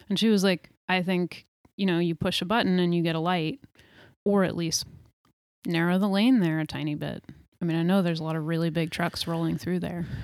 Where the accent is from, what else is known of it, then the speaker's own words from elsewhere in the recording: New York, United States; now in Portland, United States; I grew up in New York State